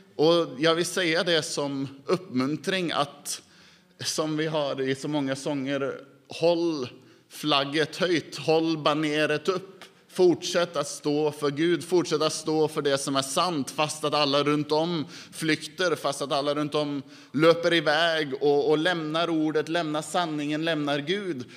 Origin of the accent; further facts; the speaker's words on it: Norway; Swedish is a second language; also born or lived in Dal; hemma i Norge